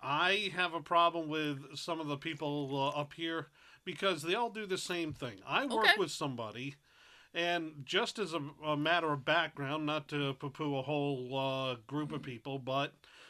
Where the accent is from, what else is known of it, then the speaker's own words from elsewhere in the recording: New England, United States; I'm a native New Englander